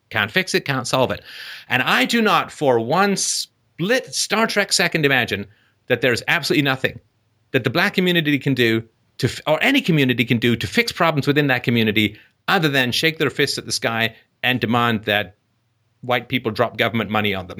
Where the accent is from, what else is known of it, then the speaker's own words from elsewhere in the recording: England, United Kingdom; moved away; growing up in England